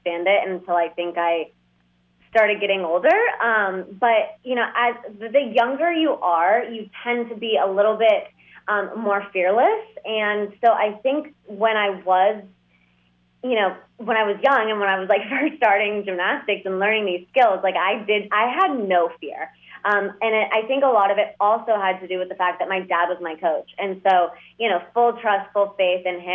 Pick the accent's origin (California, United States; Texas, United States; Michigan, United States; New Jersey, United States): Texas, United States; Dallas; also born or lived in Moscow, Russia / New York; I was born in Moscow and then we moved here. And then, you know, I grew up in Dallas